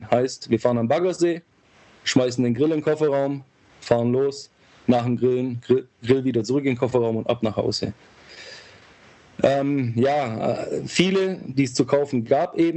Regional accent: Ulm, Baden-Württemberg, Germany; ich bin 37, ich komme aus Ulm, wie du schon gesagt hast, drei Kinder, verheiratet, kleines Häuschen. Wir leben acht Kilometer südlich von Ulm, ein bisschen auf dem Land

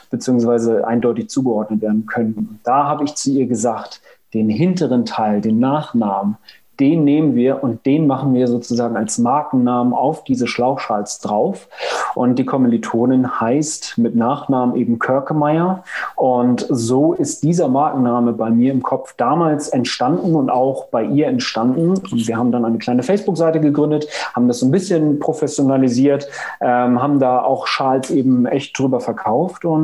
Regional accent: Lüneburg, Lower Saxony, Germany; komme aus Lüneburg. Hier ist das Zentrum äh, meines Lebens. Bin ich gebürtiger Lüneburger, aber eigentlich meine ganze Kindheit hier verbracht. Ähm, zum Studium mal weggezogen, dann äh, wieder hergezogen

